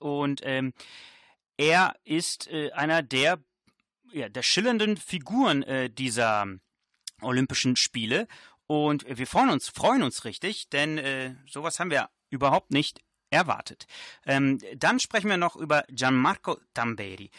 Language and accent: German; Germany; also born or lived in Italy (ancestry); wenn man äh, als Italiener in Deutschland äh, aufwächst